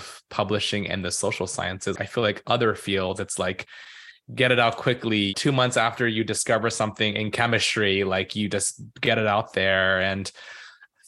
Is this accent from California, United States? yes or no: yes; California, United States; moved away; I am originally from California, and so I was born and raised there